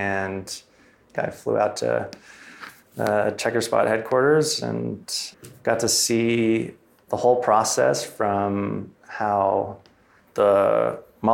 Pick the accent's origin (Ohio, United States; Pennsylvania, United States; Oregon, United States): Oregon, United States; Southern; also born or lived in Ashland, Oregon; I grew up in Southern Oregon on a 300-acre farm